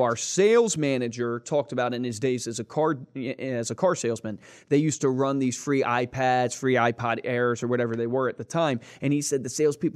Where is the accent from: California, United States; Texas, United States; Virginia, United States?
Virginia, United States; Fluvanna County; I grew up in Fluvanna County, Virginia